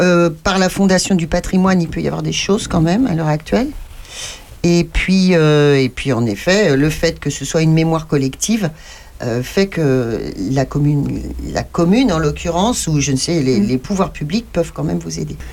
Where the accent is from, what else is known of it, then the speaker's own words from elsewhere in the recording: Châteaurenard, Centre-Val de Loire, France; je suis de Château-Renard